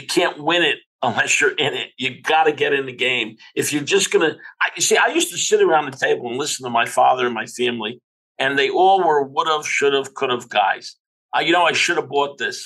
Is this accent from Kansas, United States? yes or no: no; Newark, New Jersey, United States; a child growing up in Newark